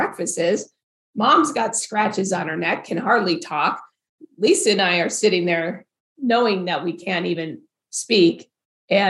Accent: Farmington Hills, Michigan, United States; also born or lived in Provo, Utah; I grew up in Farmington Hills, which is one of the premier suburbs of Detroit

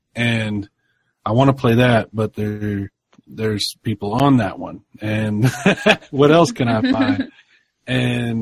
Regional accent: near Brownwood, Texas, United States; We had an arcade in Brownwood, not too far from where my hometown

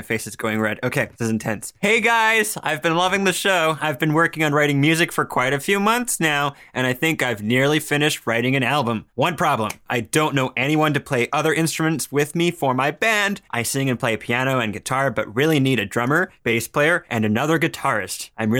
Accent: Canada; And I'm like, no, No, no, no. I'm Canadian. Thank you very much.

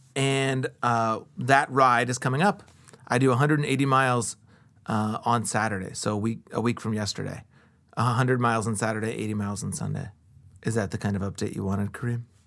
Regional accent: Columbus, Ohio, United States; I grew up on the East Side, too, like I said, The neighborhood I was raised in and the neighborhood I live in now

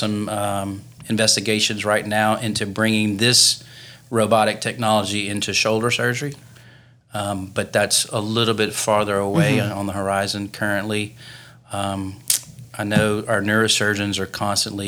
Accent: Pride, Louisiana, United States; now in Lafayette, United States; I grew up near Baton Rouge, a small town called Pride, Louisiana

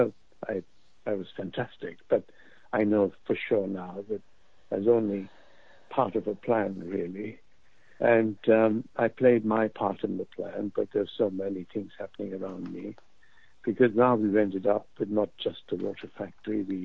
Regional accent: Pakistan; moved away as an adult; also born or lived in London; I grew up in Pakistan until I was 19. I came to London

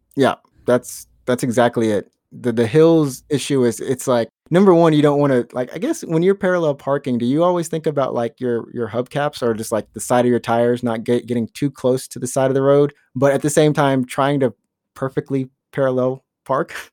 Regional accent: Alabama, United States; moved away; I'm from Alabama

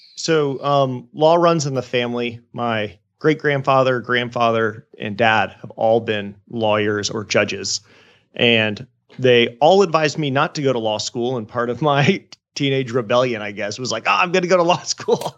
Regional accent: Jacksonville, Florida, United States; also born or lived in Georgia / Haiti; my hometown of Jacksonville, Florida

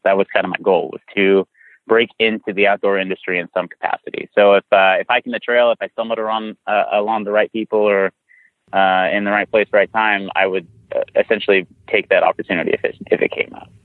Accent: San Antonio, Texas, United States; I'm from South Texas, like San Antonio.

